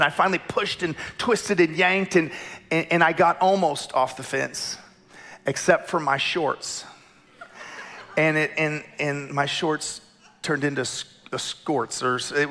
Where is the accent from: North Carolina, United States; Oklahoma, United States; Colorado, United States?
Oklahoma, United States; Tulsa; I grew up in Tulsa in the middle of the charismatic movement